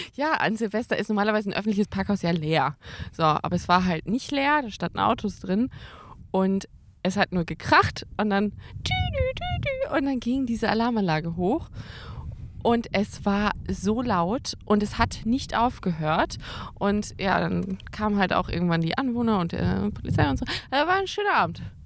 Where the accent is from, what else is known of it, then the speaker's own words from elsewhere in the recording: Karlsruhe, Baden-Württemberg, Germany; moved away; also born or lived in Münster; Ich bin nämlich ähm, in Karlsruhe aufgewachsen und geboren und äh, habe da dann irgendwann, und dann sind meine Eltern umgezogen nach Münster und äh, ich musste ja mit.